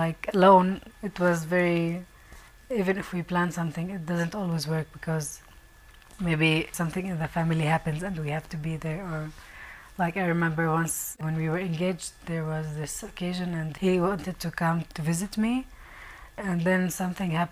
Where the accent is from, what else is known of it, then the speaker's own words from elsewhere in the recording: Northern District, Israel; I grew up in Israel.